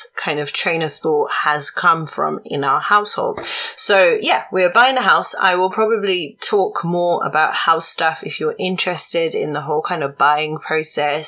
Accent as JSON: {"language": "English", "country": "Zimbabwe", "said": "I'm from Zimbabwe"}